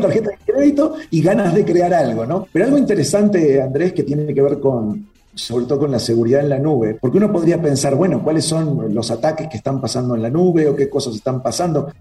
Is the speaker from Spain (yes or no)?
no; Uruguay; moved away as an adult; now in Mexico City, Mexico; No soy argentino, siempre lo, aclaro. Nací en Uruguay, aunque hablamos medio parecido